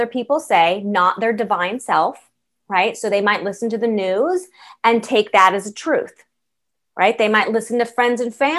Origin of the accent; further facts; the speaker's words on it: San Diego, California, United States; also born or lived in San Francisco / Los Angeles; I am born and raised in California. And I went to college in San Francisco. I lived there for 9 years. I was, raised in San Diego